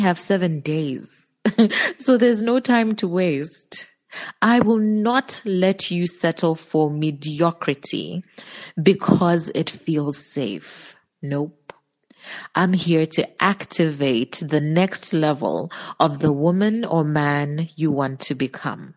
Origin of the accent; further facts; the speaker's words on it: Zambia; I'm from Zambia